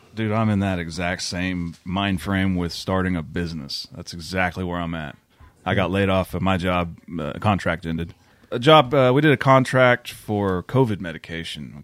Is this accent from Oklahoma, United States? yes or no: yes; McLoud, Oklahoma, United States; my hometown